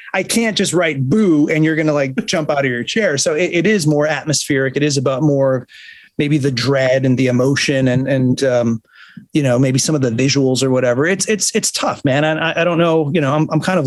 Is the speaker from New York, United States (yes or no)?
yes; Buffalo, New York, United States; moved away; I grew up in Buffalo